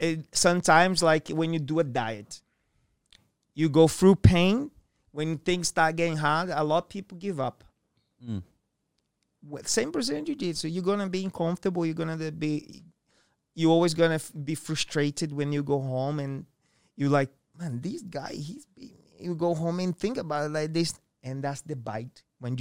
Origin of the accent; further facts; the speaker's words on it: Japan; I'm from Japan.